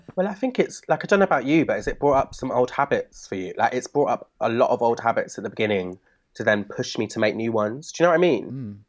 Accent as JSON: {"language": "English", "town": "Bristol", "region": "South West England", "country": "United Kingdom", "tie": "born or raised there", "said": "growing up in Bristol"}